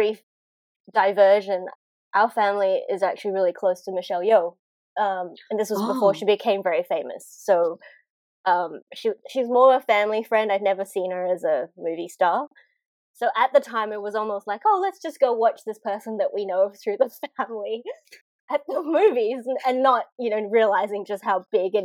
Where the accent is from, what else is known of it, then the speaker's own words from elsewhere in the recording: Malaysia; now in Australia; I didn't grow up in Australia. I grew up in Malaysia